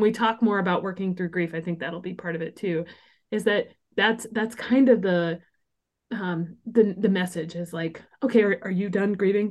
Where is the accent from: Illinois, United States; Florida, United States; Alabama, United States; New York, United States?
Illinois, United States; small town; moved away as an adult; also born or lived in Los Angeles; moved from L A back to my hometown in small town Illinois